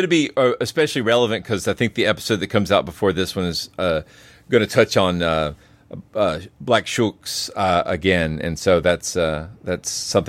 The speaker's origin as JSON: {"language": "English", "country": "United States", "said": "speaking as an American"}